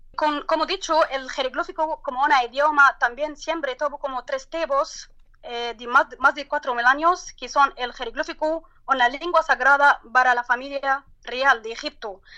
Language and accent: Spanish; Turkey; Spanish is a second language; en mi país, en el de la Turquía